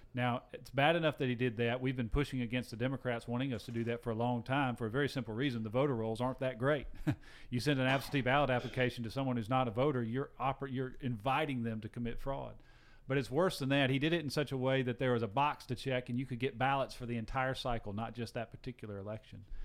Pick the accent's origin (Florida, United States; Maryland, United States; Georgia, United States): Georgia, United States; Gainesville; also born or lived in Alpharetta, Georgia; I'm a sixth generation Georgian. I grew up in Gainesville, Georgia, the poultry capital of the world.